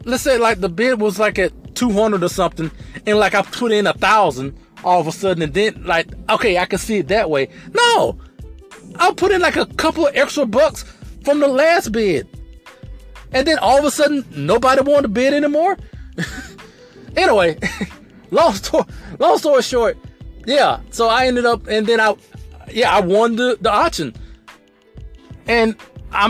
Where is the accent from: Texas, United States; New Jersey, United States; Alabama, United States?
Alabama, United States; LaFayette; I was born and raised in Alabama, in a town that's called Lafayette, Alabama